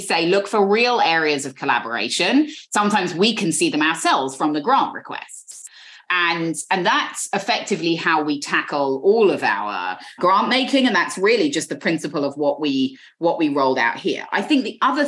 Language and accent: English; London, United Kingdom; accent: British; moved away as an adult; now in New York, United States; there are as many Jews where I grew up in London as where I now live in a 3-block radius on the Upper West Side